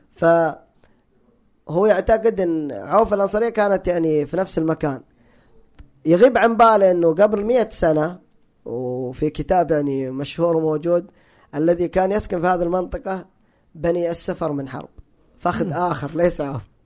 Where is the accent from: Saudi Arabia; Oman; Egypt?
Saudi Arabia; Hijaz; انا تعصب حجازي هناك في الحجاز